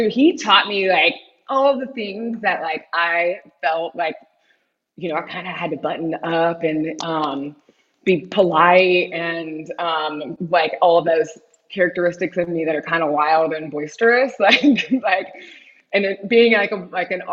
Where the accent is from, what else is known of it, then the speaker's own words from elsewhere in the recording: Knoxville, Tennessee, United States; moved away as an adult; also born or lived in Colorado / New York; now in Charleston, United States; I grew up in Knoxville, Tennessee, and which was a wonderful experience